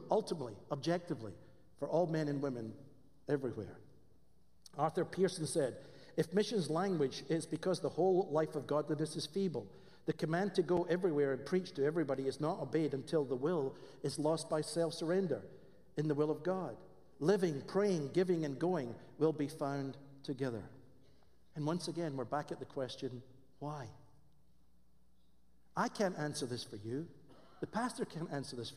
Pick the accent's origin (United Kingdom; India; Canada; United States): United Kingdom; Scotland; accent: Scottish; moved away; I have a Scottish accent